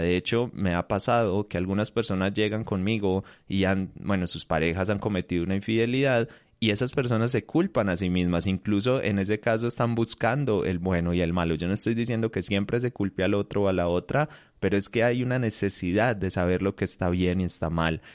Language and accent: Spanish; Colombia; acá en mi país, en, en, Colombia